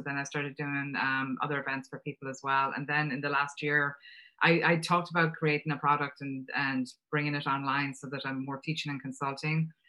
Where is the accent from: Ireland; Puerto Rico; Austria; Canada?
Ireland; accent: Irish; moved away as an adult; also born or lived in Boston, United States; now in United States; You can hear from the accent that I'm Irish. I came to the States, it's actually just over 30 years ago now